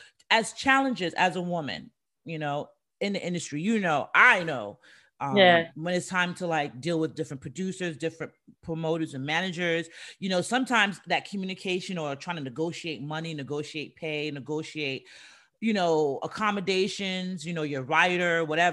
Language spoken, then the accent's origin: English; New York City, New York, United States; I'm from the Bronx